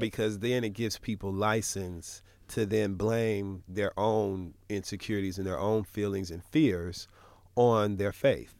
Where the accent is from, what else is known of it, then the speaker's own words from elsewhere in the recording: Michigan, United States; I'm from Michigan